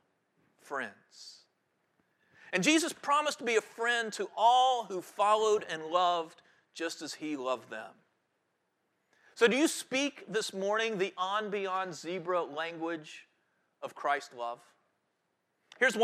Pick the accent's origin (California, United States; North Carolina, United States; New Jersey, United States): North Carolina, United States; Guilford County; I grew up in Guilford County